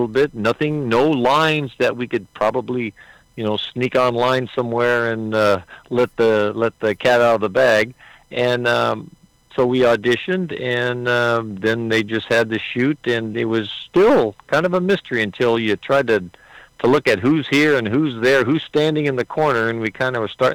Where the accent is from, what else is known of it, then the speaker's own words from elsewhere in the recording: Southern California, United States; I was born and raised here in Southern California.